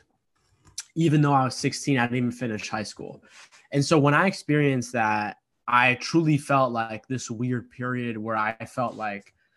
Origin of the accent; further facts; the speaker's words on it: Boston, Massachusetts, United States; my parents came to America a year before I was born from Egypt, and they immigrated to the United States, the East Coast, in kind of like the Boston, Massachusetts, East Coast area.